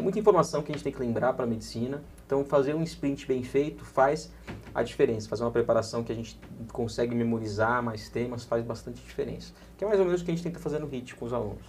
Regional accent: Santos, São Paulo, Brazil; now in São Paulo, Brazil; sou de Santos, eu, moro, eu, eu, eu era de Santos, nasci em Santos, mas meu filho já é um paulistinha

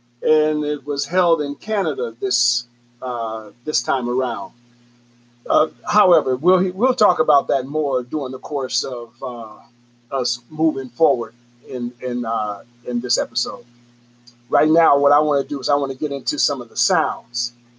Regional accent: Chicago, Illinois, United States; I'm from Chicago. I think we say Illinois.

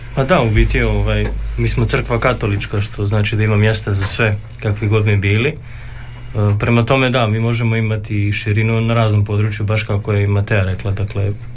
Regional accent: Subotica, Vojvodina, Serbia; moved away as an adult; now in Đakovo, Croatia; dolazim iz Subotice, dakle, granice.

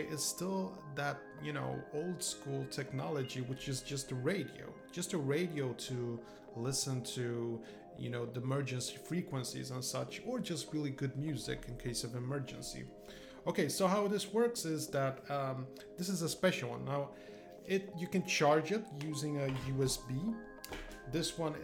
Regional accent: Poland; moved away; I come from a country, Poland originally, and the reason we moved from Poland

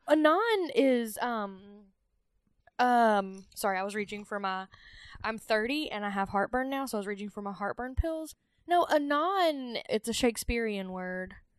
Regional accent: the South, United States; I grew up in the South.

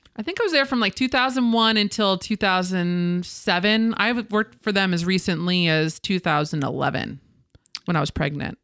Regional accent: Ridgewood, New Jersey, United States; My Hometown of Ridgewood, New Jersey.

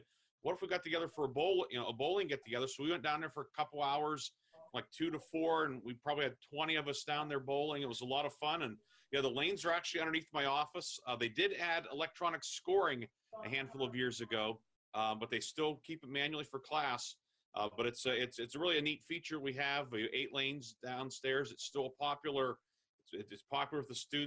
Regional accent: Grove City, Pennsylvania, United States; But I grew up in Grove City. I was born in the old Grove City Hospital. Went to Grove City High School.

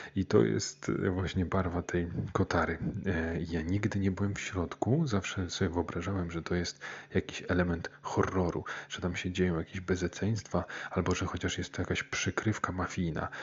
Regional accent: Pruszków, Masovian Voivodeship, Poland; moved away; also born or lived in Warsaw / Gdańsk; dorastałem w takim niezbyt dużym miasteczku, tak około 50 tysięcy mieszkańców, e, czyli Pruszków

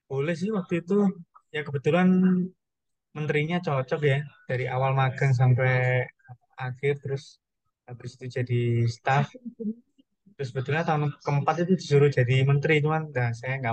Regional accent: Madiun, East Java, Indonesia; now in Surabaya, Indonesia; kebetulan saya kan dari Madiun jadi beradaptasi bahasa macam-macam terus apa namanya uh, mencoba kuliner-kuliner

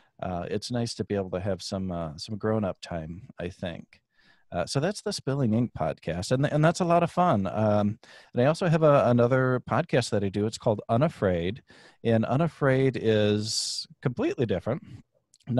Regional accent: Michigan, United States; born there; I am from Michigan originally. Yeah. We traveled around the country when I was just a wee baby still. But born in Michigan.

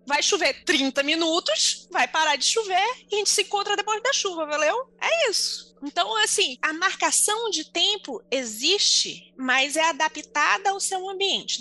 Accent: Manaus, Amazonas, Brazil; moved away; enquanto manauara

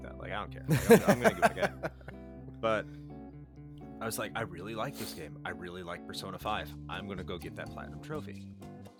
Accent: the North, United States; moved away; I grew up in the North

